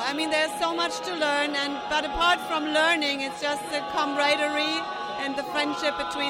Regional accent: Germany; Oh, this is my first time because I'm coming from Germany.

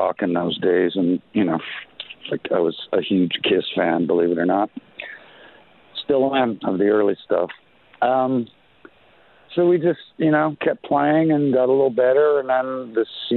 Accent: Winnipeg, Manitoba, Canada; now in Los Angeles, United States; Originally from Winnipeg, Manitoba, Canada

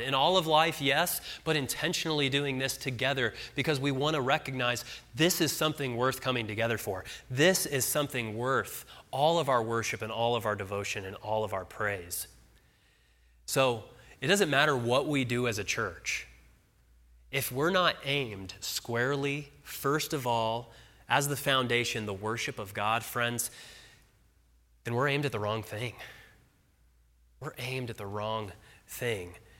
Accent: Arvada, Colorado, United States; moved away as an adult; also born or lived in Nashville, Tennessee; my wife and I are from Colorado. We grew up in Arvada, but we lived for six years in Nashville.

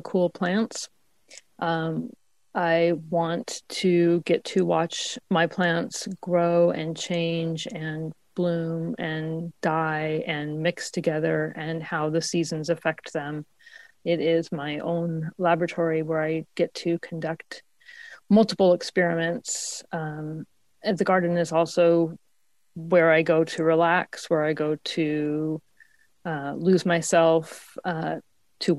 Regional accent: Spokane, Washington, United States; also born or lived in Seattle, Washington; now in Portland, United States; I was born in Spokane, Washington, which is zone 5

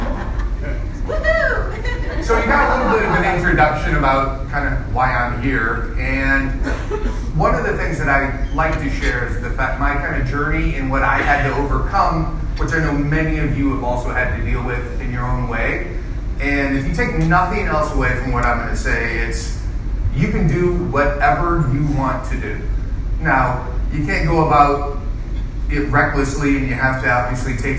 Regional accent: St. Louis, Missouri, United States; I grew up in St. Louis, born and raised

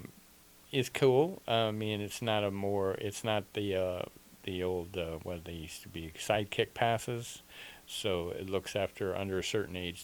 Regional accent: Nova Scotia, Canada; also born or lived in southern Arizona, United States; now in Arizona, United States; I was raised in Nova Scotia, Canada

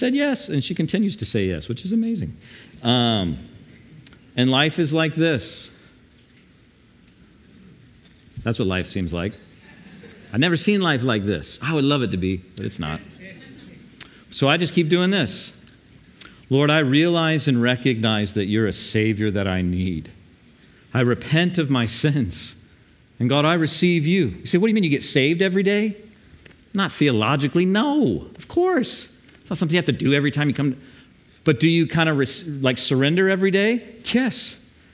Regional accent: the South, United States; now in Panama City, United States; I grew up in the South.

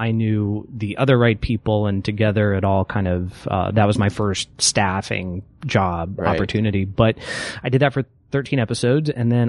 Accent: Texas, United States; I'm from Texas

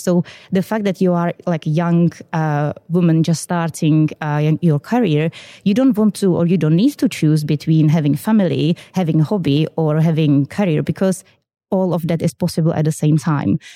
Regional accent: Czechia; English is a second language; moved away as an adult; now in United Kingdom; you can see in my accent, I am originally from the Czech Republic.

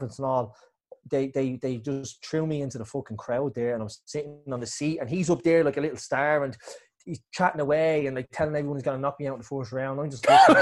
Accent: Ireland; me being Irish

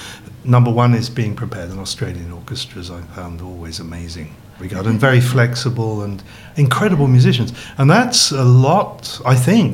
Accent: England, United Kingdom; moved away as an adult; I was born in England, you know, and studied music very early in a little town that had an amateur orchestra

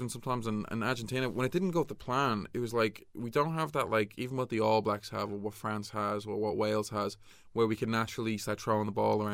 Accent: Ireland; coming from an Irish perspective

